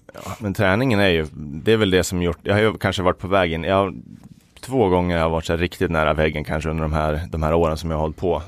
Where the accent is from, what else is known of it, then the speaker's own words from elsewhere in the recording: Falun, Dalarna County, Sweden; also born or lived in Uppsala; Jag är född i Uppsala, men eh, uppvuxen i Falun